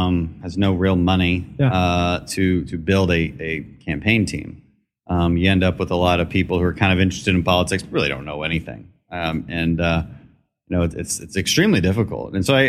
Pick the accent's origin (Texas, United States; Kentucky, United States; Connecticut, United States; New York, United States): Texas, United States; Houston; also born or lived in Aberdeen, Scotland; I grew up in Houston, although I wasn't born here. I was born in Aberdeen, Scotland.